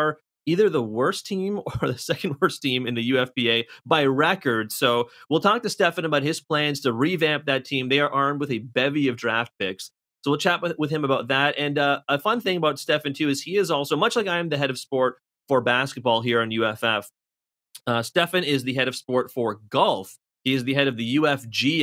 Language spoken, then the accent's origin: English; Toronto, Ontario, Canada; I'm from Toronto.